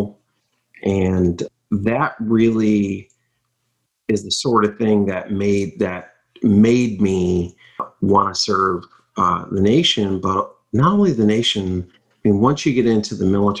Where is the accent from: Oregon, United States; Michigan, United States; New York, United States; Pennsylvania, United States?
Michigan, United States; growing up in Michigan